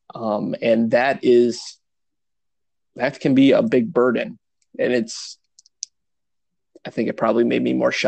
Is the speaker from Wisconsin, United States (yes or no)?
yes; Milwaukee, Wisconsin, United States; I grew up in Milwaukee